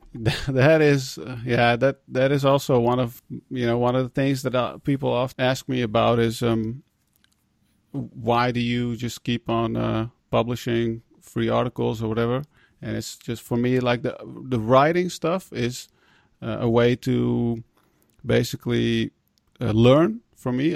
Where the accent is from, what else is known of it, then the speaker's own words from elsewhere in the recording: Netherlands; being immigrants, um, growing up in the Netherlands